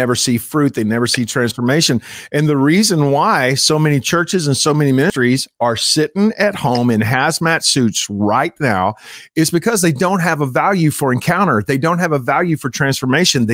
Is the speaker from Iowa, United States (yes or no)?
no; Texas, United States; I'm a Texan, which means I'm an American on steroids